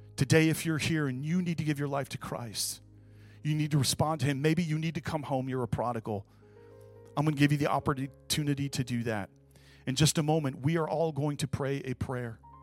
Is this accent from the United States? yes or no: yes; Kalamazoo, Michigan, United States; moved away; I was born and raised in Kalamazoo, Michigan, Midwest as you can get